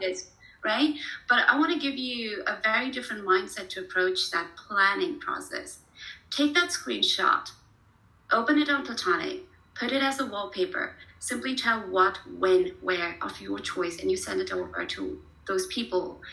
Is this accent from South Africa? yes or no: no; Pune, Maharashtra, India; moved away as an adult; also born or lived in Kanpur, India / Mumbai, India; now in Germany; I was born in Kanpur, which is a very small town, uh, okay. uh, literally very rural. Um, and then I was raised in Pune